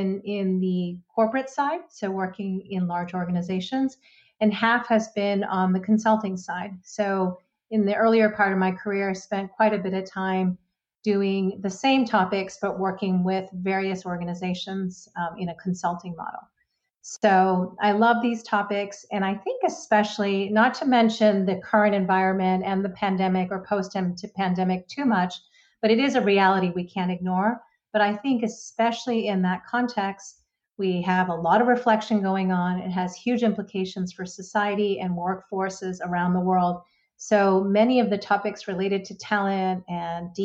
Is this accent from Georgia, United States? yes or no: no; Boston, Massachusetts, United States; I am based out of Boston. It's actually my hometown. It's where I was born